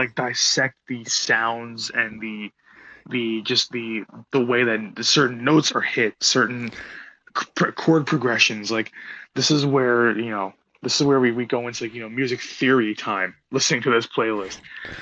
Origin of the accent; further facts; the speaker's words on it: New Jersey, United States; now in New York, United States; was born and raised in Jersey, and obviously you know moved to the city and things like that.